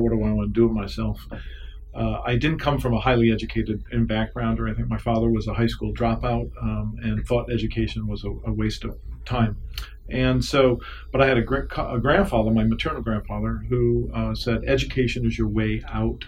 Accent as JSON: {"language": "English", "town": "Lincoln", "region": "Rhode Island", "country": "United States", "tie": "born or raised there", "said": "I was born and raised in Lincoln, Rhode Island, which is about 15 minutes north of Providence, Rhode Island"}